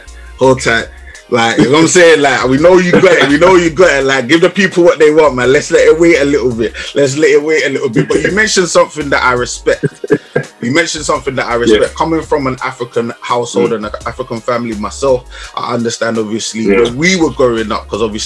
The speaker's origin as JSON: {"language": "English", "region": "London", "country": "United Kingdom", "tie": "born or raised there", "said": "I grew up in Southeast London"}